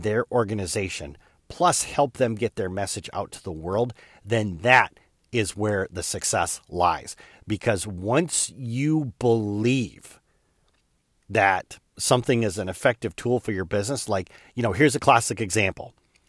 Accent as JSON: {"language": "English", "region": "Michigan", "country": "United States", "tie": "born or raised there", "said": "it's not because I grew up in Chicken Scratch, Michigan."}